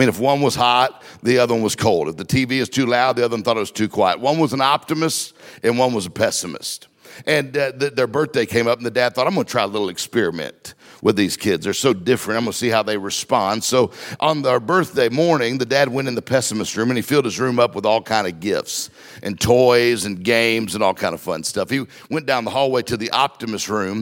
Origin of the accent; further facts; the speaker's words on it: Mississippi, United States; I'm from Mississippi. We didn't get time out in Mississippi